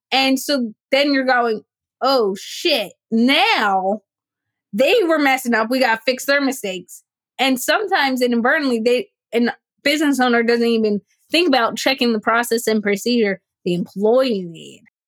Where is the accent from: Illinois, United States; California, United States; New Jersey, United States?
New Jersey, United States; I grew up in Jersey, w- South Jersey, which is about an hour from the shoreline, Atlantic City